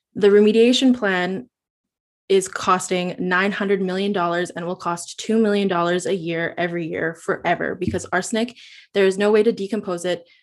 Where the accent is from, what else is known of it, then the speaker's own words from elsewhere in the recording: Yellowknife, Northwest Territories, Canada; now in Vancouver, Canada; I currently live in Vancouver, B C, but I grew up in Yellowknife, in the Northwest Territories of Canada.